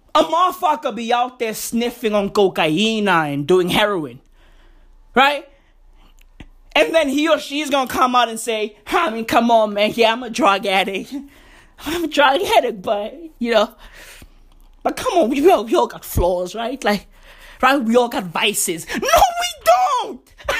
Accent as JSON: {"language": "English", "country": "South Africa", "said": "I'm South African"}